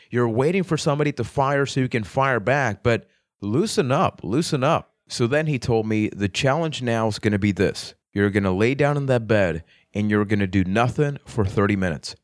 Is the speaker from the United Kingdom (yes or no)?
no; Puerto Rico; I am from Puerto Rico